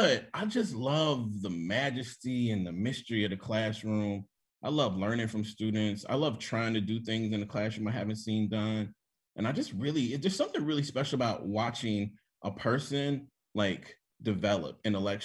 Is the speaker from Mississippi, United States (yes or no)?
yes; Jackson, Mississippi, United States; moved away as an adult; also born or lived in Forest, Mississippi; I grew up in Jackson.